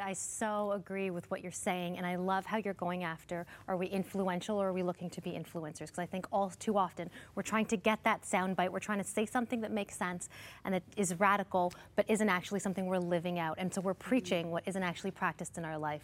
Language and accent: English; Canada; also born or lived in India (heritage); I'm an Indian, Canadian, Christian woman